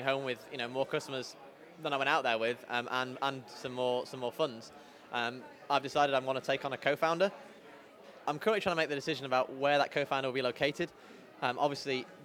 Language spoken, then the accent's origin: English; Bury, North West England, United Kingdom; also born or lived in Liverpool / Durham; now in Manchester, United Kingdom; growing up in Bury, moved there when I was 5 years old.